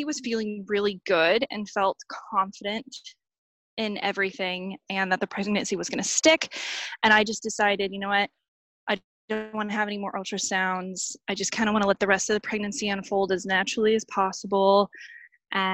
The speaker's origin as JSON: {"language": "English", "town": "Boulder", "region": "Colorado", "country": "United States", "tie": "born or raised there", "moved": "as an adult", "lives_now": "Victoria, Australia", "said": "my hometown of Boulder, Colorado"}